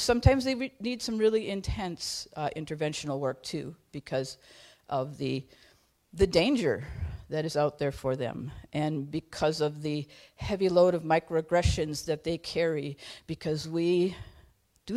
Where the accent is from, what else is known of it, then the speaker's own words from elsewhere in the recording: Duluth, Minnesota, United States; I'm from the Chester Creek Watershed in the East Hillside of Duluth